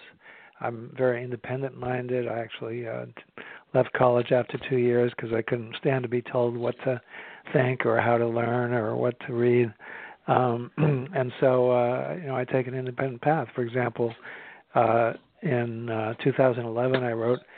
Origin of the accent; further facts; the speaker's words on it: Belmont, Massachusetts, United States; moved away; I grew up in Belmont, Massachusetts, which is just outside of Boston near Cambridge